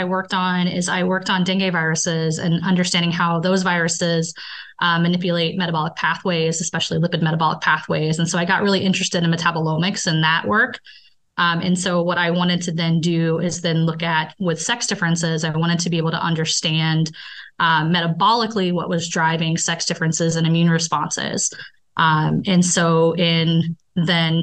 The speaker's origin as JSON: {"language": "English", "region": "Indiana", "country": "United States", "also_born_or_lived": "Colorado", "moved": "as an adult", "lives_now": "Baltimore, United States", "said": "So I am from Indiana"}